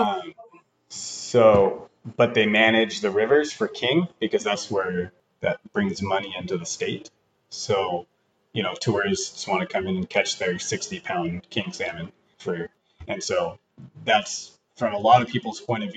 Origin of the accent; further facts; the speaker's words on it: Camano Island, Washington, United States; Washington State